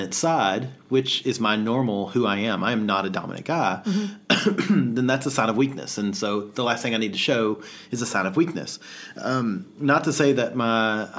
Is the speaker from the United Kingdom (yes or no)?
no; the South, United States; now in Australia; being a Southerner in amidst Australians